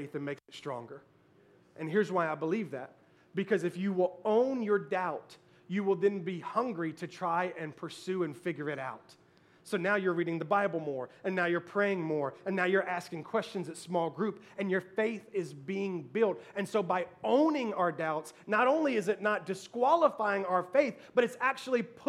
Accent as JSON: {"language": "English", "town": "Memphis", "region": "Tennessee", "country": "United States", "tie": "born or raised there", "said": "I was born and raised in Memphis, Tennessee"}